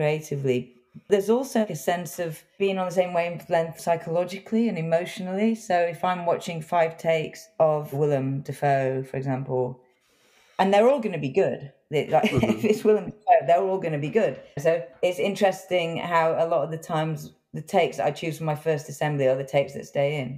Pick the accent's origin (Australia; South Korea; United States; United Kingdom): United Kingdom; England; I grew up in England